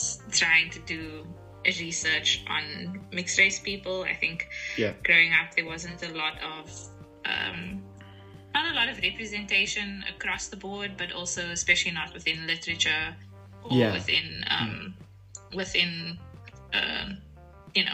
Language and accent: English; Cape Town, Western Cape, South Africa; moved away as an adult; also born or lived in Johannesburg / South Korea; now in Germany; And so I was born in Joburg, but moved when I was six because my mom's from Cape Town, and then was raised in Cape Town. Hence the accent.